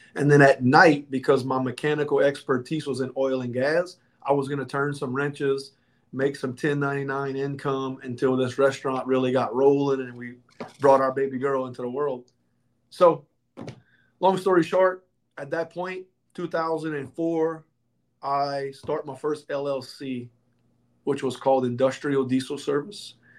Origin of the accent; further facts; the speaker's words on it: Louisiana, United States; I'm from Louisiana.